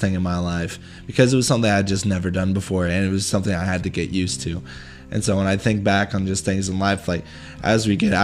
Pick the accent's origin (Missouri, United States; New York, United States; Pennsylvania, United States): Missouri, United States; moved away as an adult; now in Austin, United States; I'm originally from Missouri